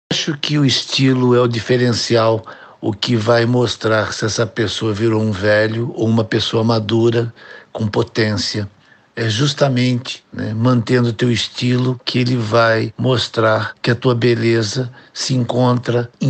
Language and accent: Portuguese; Itapeva, São Paulo, Brazil; also born or lived in Rio de Janeiro / Angola; morei a minha vida inteira em São Paulo, também morei no Rio, em Angola, na África, mas eu sou essencialmente itapevense.